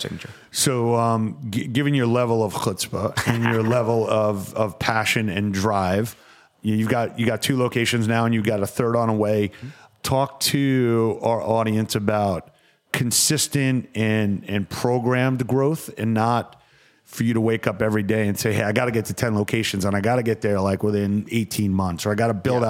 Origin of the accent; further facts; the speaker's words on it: Westbury, New York, United States; I am from Westbury.